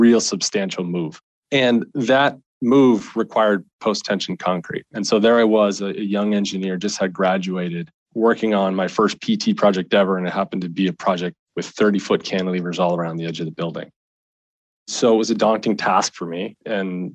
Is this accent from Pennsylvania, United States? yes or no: yes; Pennsylvania, United States; moved away as an adult; my hometown in Pennsylvania.